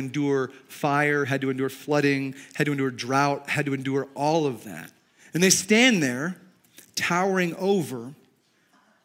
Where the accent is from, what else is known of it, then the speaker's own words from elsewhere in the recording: Chicago, Illinois, United States; now in Montana, United States; I grew up in Chicago, but my family's from the South